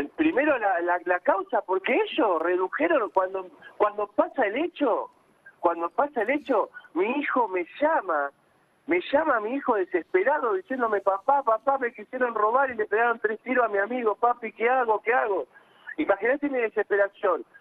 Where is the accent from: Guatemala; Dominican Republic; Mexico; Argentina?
Argentina; Quilmes, Buenos Aires Province; Nosotros somos de Quilmes